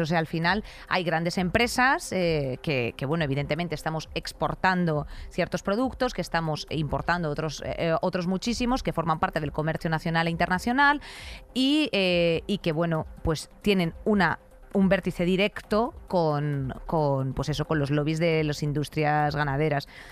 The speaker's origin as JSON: {"language": "Spanish", "town": "Madrid", "region": "Community of Madrid", "country": "Spain", "said": "soy de Madrid"}